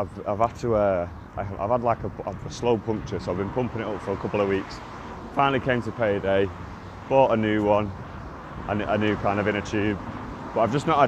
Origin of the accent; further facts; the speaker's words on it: Manchester, North West England, United Kingdom; I grew up in Burnage